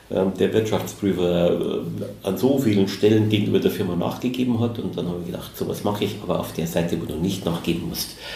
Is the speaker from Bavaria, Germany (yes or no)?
yes; Munich, Bavaria, Germany; natürlich wird man als Münchner keine Stadt äh, München vorziehen, aber Berlin ist sehr spannend.